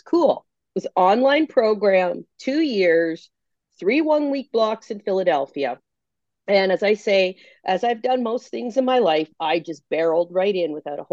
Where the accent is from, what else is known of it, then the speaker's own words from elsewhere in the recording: Canada; accent: Canadian; moved away as an adult; also born or lived in Ontario; now in Brooklyn, United States; I am indeed Canadian